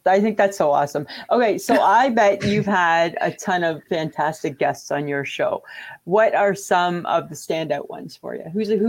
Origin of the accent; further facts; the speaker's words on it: outside of Toronto, Ontario, Canada; I grew up in outside of Toronto.